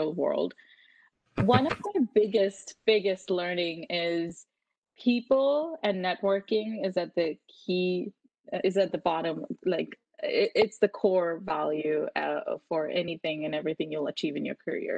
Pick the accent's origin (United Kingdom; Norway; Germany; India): India; moved away as an adult; now in Canada; I grew up in India, and I graduated from high school in India, and then I moved to Canada to pursue engineering at Queen's